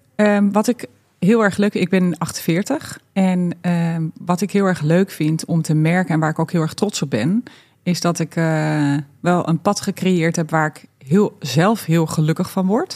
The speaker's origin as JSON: {"language": "Dutch", "town": "Barneveld", "region": "Gelderland", "country": "Netherlands", "tie": "born or raised there", "also_born_or_lived": "Twente", "said": "ik ben echt opgegroeid hiermee. Ja. Helemaal, eh, eh, Ja. natuurlijk op de Veluwe. Eh, ik ben er niet geboren, ik ben in Twente geboren."}